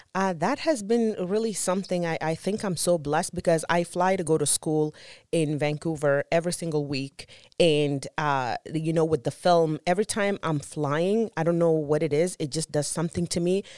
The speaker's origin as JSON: {"language": "English", "country": "Sudan", "tie": "born or raised there", "also_born_or_lived": "Juba, South Sudan", "moved": "yes", "said": "I was born in Juba, South Sudan, and I was born right kind of like in the middle of the Civil War."}